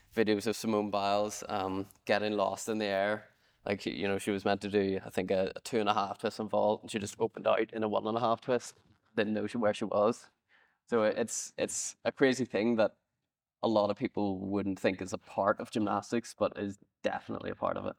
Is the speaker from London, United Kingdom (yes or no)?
no; Northern Ireland, United Kingdom; I'm Northern Irish, I get the option to compete for either G B, Ireland, or both